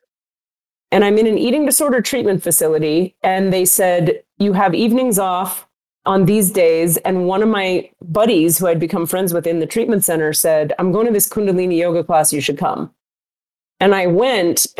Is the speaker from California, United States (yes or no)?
no; Miami, Florida, United States; I am a Jew from Miami going to an Islamic Sufi healing school